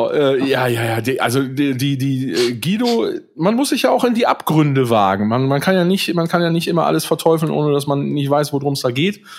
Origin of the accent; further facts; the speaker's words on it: Büren, North Rhine-Westphalia, Germany; wir kommen aus Büren